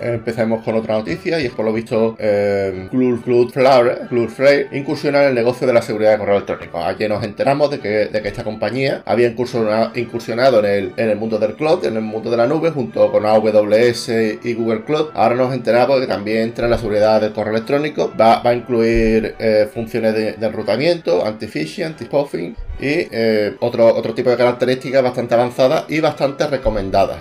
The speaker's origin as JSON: {"language": "Spanish", "country": "Spain", "said": "en mi país, España"}